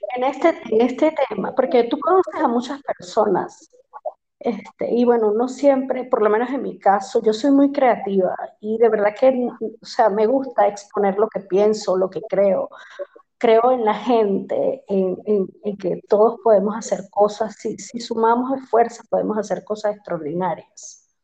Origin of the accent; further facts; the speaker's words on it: Maracaibo, Zulia, Venezuela; moved away as an adult; also born or lived in Panama; soy venezolana, este, de un lugar hermoso que se llama Maracaibo, en Venezuela